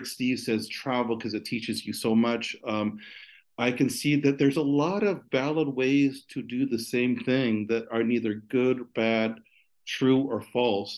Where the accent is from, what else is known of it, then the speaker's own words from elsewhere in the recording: California, United States; also born or lived in Italy; as a Californian